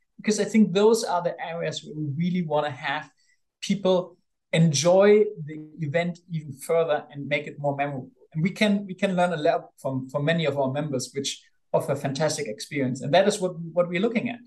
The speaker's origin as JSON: {"language": "English", "town": "Bonn", "region": "North Rhine-Westphalia", "country": "Germany", "tie": "born or raised there", "said": "I grew up in Bonn, which is the old capital of Germany"}